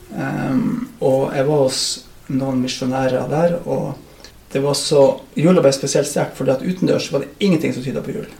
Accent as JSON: {"language": "Norwegian", "town": "Oksfjord", "region": "Troms", "country": "Norway", "tie": "born or raised there", "also_born_or_lived": "Kvænangen / Reinfjord", "moved": "as an adult", "lives_now": "Skjervøy, Norway", "said": "Så det er Oksfjord jeg vokste opp, og som jeg anser at jeg kommer ifra."}